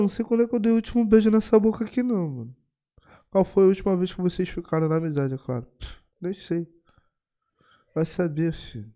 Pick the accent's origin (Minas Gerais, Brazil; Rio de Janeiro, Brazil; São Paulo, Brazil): Rio de Janeiro, Brazil; Eu sou do Rio de Janeiro